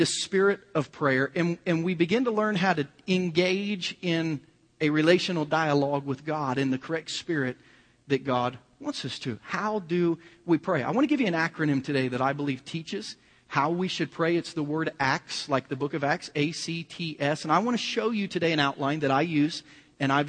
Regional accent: Kansas City, United States; we're from Kansas City

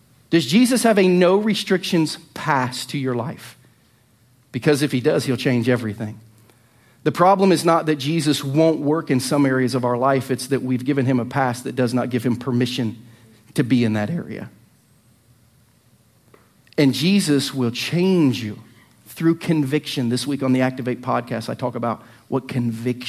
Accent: an hour from Dayton, Ohio, United States; also born or lived in Lynchburg, Virginia; now in Lee's Summit, United States; an hour from my hometown in Dayton

